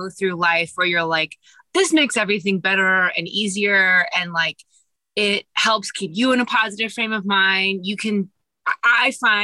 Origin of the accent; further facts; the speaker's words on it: Kansas City, Missouri, United States; moved away as an adult; also born or lived in Boston / New York; I was born in Kansas City, and that's where I grew up as well